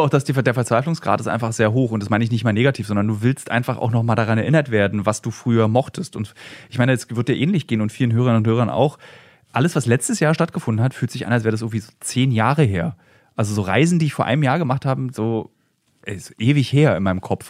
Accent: Berlin, Germany; als Berliner

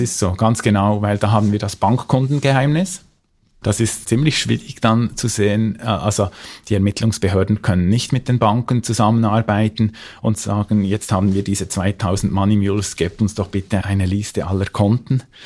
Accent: Switzerland; bei uns in der Schweiz

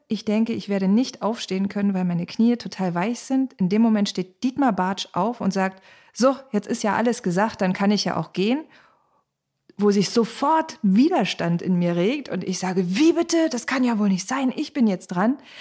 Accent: Cottbus, Brandenburg, Germany; die direkt gewählte Bundestagsabgeordnete von Cottbus und Spreneiße, meiner Heimat

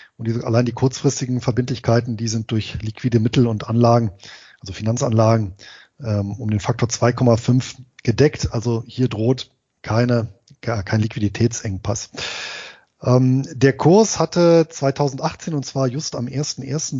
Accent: Bonn, North Rhine-Westphalia, Germany; ich bin ja in Bonn geboren und im Bonner Umland groß geworden.

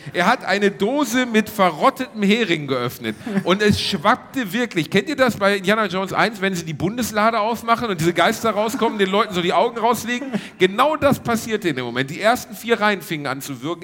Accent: Ruhr area, North Rhine-Westphalia, Germany; moved away; Wir sind in der Heimat, Reini. Also ja, im weitesten Sinne meine Heimat.

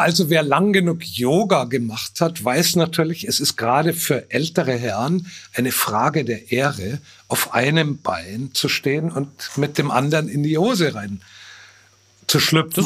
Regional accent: Bavaria, Germany; meine typisch süddeutsche Ignoranz

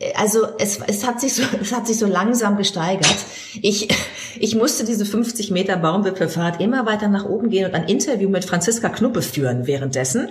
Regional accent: Germany; Bei uns in Deutschland

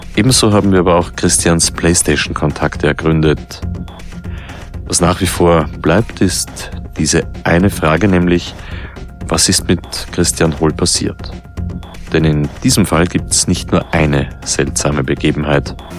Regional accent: Vienna, Austria; als Wiener

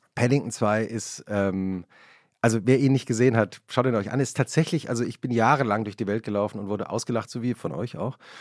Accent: West Germany, Germany; als Westdeutscher würde ich sagen

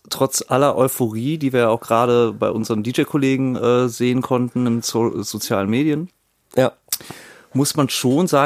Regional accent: Berlin, Germany; Also als Berliner und dann gerade natürlich als viel Reisender ähm, war der Tegel schon was Besonderes.

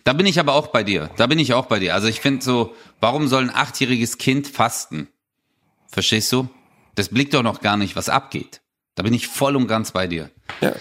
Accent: Stuttgart, Baden-Württemberg, Germany; bei uns in Stuttgart

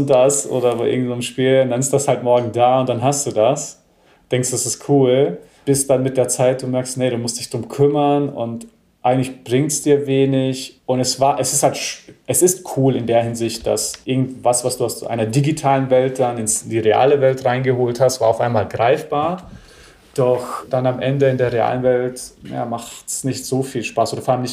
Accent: United States; now in Germany; Und ich bin ja in Amerika auch groß geworden, eher in so Hip-Hop-Vierteln, ja, und bin auch der Musik und der Kultur ein wenig gefolgt.

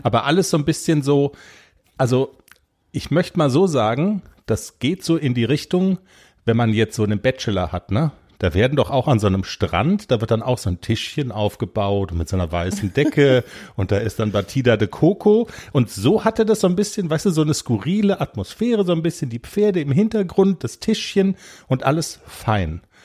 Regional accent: Black Forest, Baden-Württemberg, Germany; bei uns im Schwarzwald

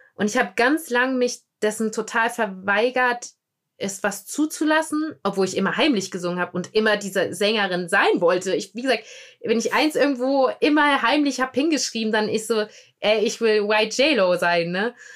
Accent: Germany; wir Deutschen

